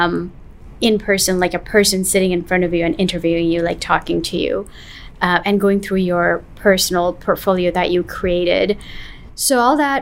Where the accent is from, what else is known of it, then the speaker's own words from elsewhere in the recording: New York, United States; I grew up in New York